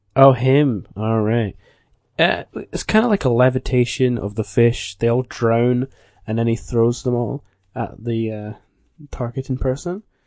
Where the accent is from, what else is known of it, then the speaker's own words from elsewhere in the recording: Scotland, United Kingdom; I'm from the land of Scott